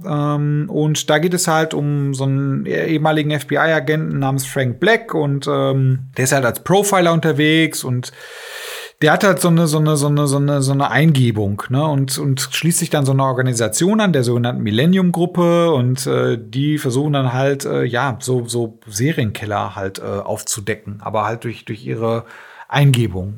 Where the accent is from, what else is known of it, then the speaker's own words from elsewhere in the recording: Germany; wir sind ja Deutsche